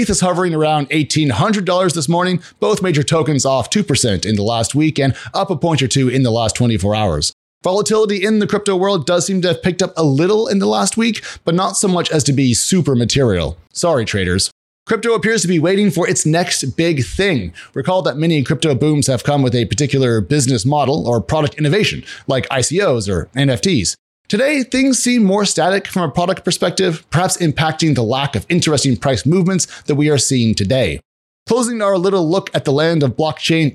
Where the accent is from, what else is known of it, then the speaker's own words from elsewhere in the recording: United States; as an American